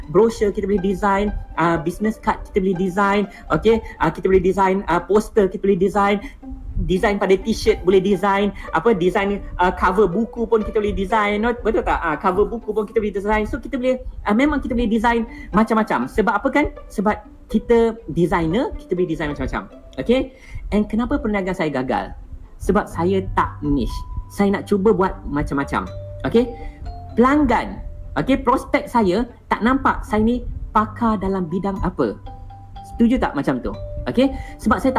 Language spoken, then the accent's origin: Malay; Malaysia; dia tak tahu saya ni orang Malaysia okay